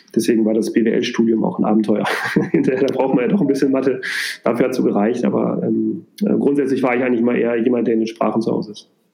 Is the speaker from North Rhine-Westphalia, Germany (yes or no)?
yes; Minden, North Rhine-Westphalia, Germany; moved away as an adult; also born or lived in near Düsseldorf; now in Hamburg, Germany; ich bin in der Nähe von Düsseldorf geboren, habe da auch die ersten sechs Jahre gewohnt ähm, und bin dann in Minden aufgewachsen